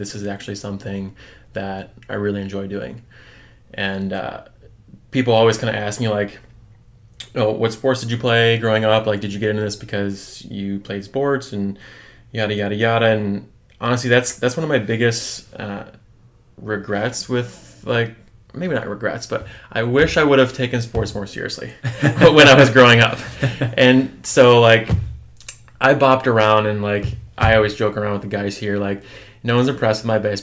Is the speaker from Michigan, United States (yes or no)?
yes; Michigan, United States; moved away as an adult; now in Milwaukee, United States; I'm originally coming from Michigan.